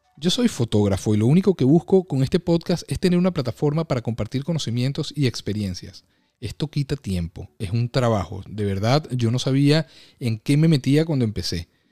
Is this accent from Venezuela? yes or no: yes; Venezuela; moved away as an adult; now in United States; Yo estudié y me gradué en Administración de Empresas en mi país, Venezuela